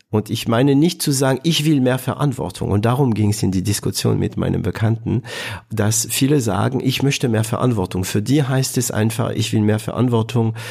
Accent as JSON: {"language": "German", "country": "France", "also_born_or_lived": "Southern Germany", "second_language": "German", "moved": "yes", "lives_now": "Germany"}